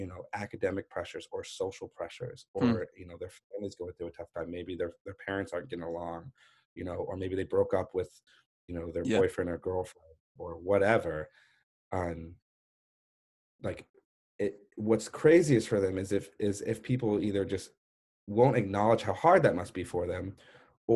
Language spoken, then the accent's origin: English; La Jolla, California, United States; I was born and raised in La Jolla